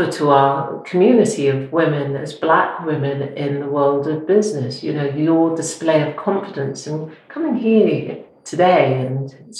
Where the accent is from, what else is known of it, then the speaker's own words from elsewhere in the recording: Preston, North West England, United Kingdom; moved away; also born or lived in Yorkshire; I was born in Preston.